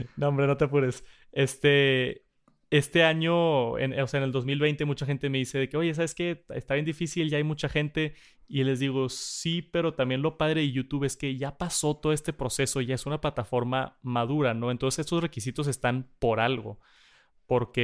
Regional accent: Monterrey, Nuevo León, Mexico; acá en Monterrey. Estamos bien agringados, ¿no? vemos mucho contenido de Estados Unidos y, yo, por más mal que suene y que soy mexicano al 100%

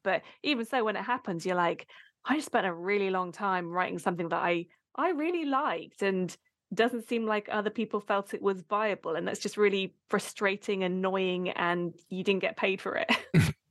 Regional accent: Abingdon, South East England, United Kingdom; I grew up in Abingdon in the UK

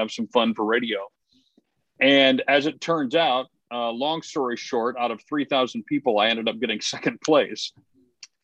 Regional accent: Detroit, Michigan, United States; grew up actually in the Detroit area

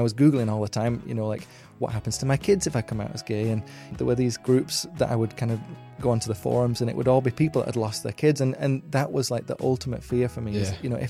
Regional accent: Wigan, North West England, United Kingdom; Yeah. So I grew up in Wigan, which is in between Manchester and Liverpool, literally bang smack in the middle of the two, with my two brothers and sister, and we grew up in kind of a little terrace house, didn't really have very much money

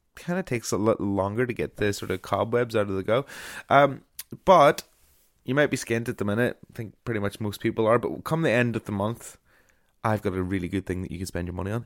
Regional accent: Ulmer, Northern Ireland, United Kingdom; my hometown of Ulmer

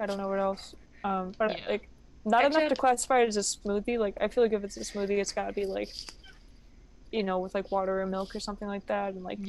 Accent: United States; I'm too American for that.

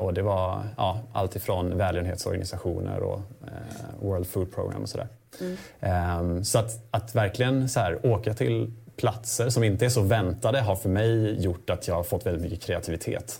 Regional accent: Småland, Sweden; så kommer jag faktiskt från Småland. Jag kommer från en gård

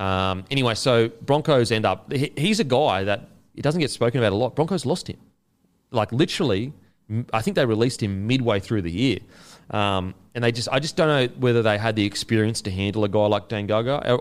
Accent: Queensland, Australia; as a Queenslander

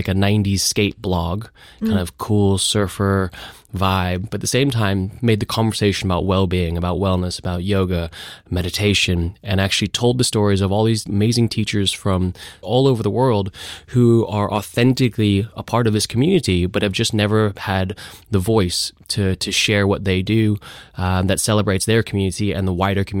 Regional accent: Los Angeles, California, United States; moved away; I grew up in Los Angeles

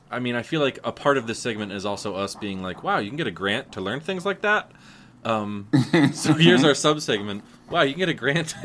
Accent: United States; As an American, I'm afraid of things I don't understand.

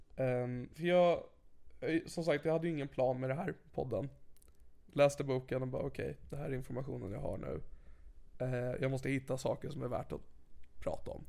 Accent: Sigtuna, Stockholm County, Sweden; Jag växte upp i Sigtuna

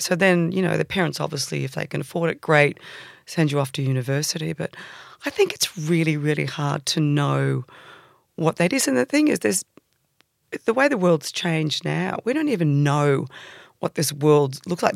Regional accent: Sydney, New South Wales, Australia; born or raised there; also born or lived in England

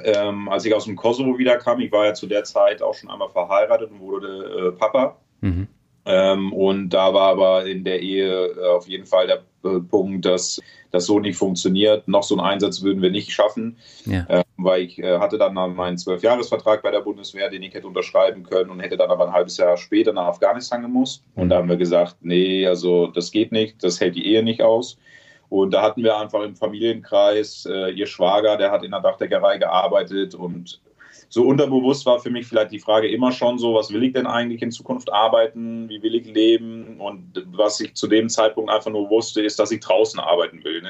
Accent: Trier, Rhineland-Palatinate, Germany; moved away as an adult; mit 18 bin ich ja aus äh, Trier, aus meiner Heimat äh, raus

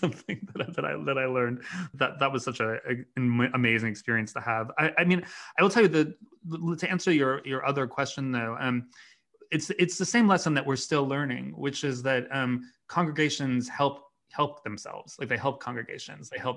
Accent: Chicago, Illinois, United States; I grew up in Chicago

